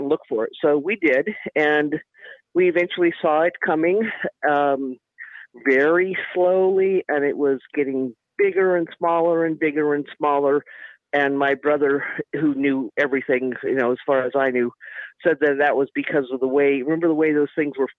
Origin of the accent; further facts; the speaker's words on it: Seattle, Washington, United States; now in Roswell, United States; I grew up in Seattle